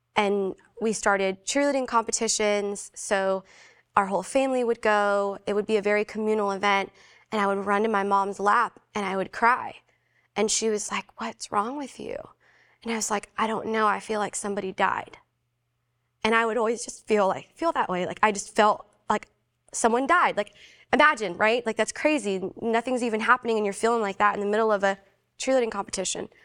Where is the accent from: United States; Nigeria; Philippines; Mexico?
Philippines; I'm Filipino